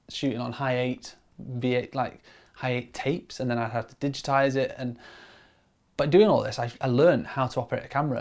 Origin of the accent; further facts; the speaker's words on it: Grimsby, Yorkshire and the Humber, United Kingdom; moved away as an adult; also born or lived in Stoke-on-Trent; now in Manchester, United Kingdom; I grew up in Grimsby on the East Coast